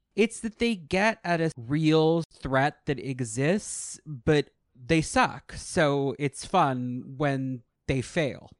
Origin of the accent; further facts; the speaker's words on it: New York, United States; moved away; I grew up in New York.